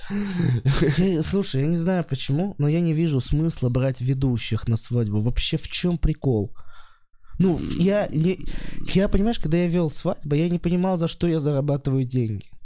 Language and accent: Russian; Kosterevo, Vladimir Oblast, Russia; moved away; Вообще я из Костерева